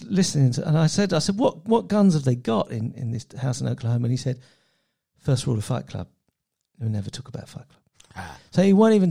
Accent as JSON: {"language": "English", "region": "England", "country": "United Kingdom", "said": "as an Englishman who's never owned a gun"}